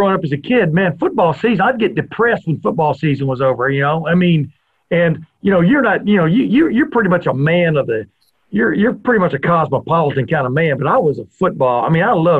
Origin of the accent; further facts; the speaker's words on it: Lufkin, Texas, United States; moved away; he lived in my hometown in Texas for a while.